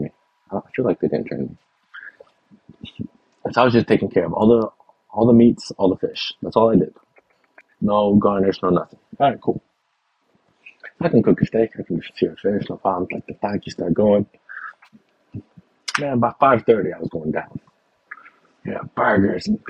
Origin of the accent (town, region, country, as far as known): Texas, United States